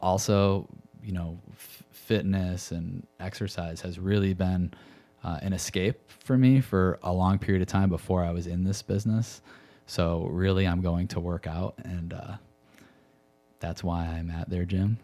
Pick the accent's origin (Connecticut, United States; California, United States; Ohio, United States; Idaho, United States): Connecticut, United States; moved away as an adult; also born or lived in Chicago; I grew up in Connecticut